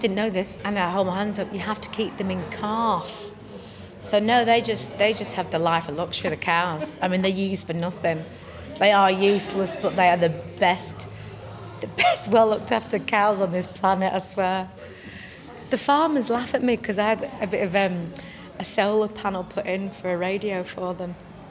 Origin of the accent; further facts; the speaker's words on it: England, United Kingdom; accent: northern English; It's actually lovely to play something that's so close to my accent, because it's either, for me, Shirley was Liverpool and Abigail's Party. You know, she was from, you know, East End and stuff like that. So I quite like playing a northerner.